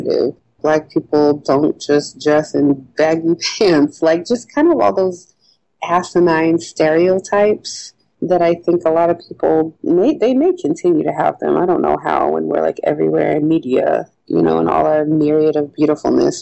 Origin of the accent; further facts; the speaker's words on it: Denver, Colorado, United States; moved away as an adult; also born or lived in New York City / Washington, D.C.; now in Pittsburgh, United States; growing up in Denver, I mean, I certainly had a cool group of Black friends